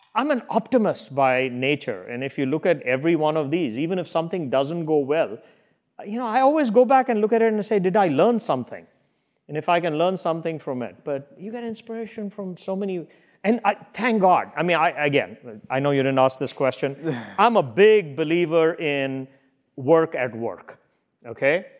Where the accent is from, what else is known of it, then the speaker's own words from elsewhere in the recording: India; moved away; We all grew up reading that in India